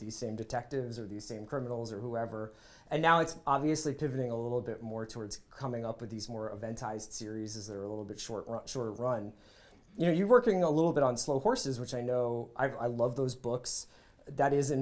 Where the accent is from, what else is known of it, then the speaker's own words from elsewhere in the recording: Philadelphia, Pennsylvania, United States; I'm from Philadelphia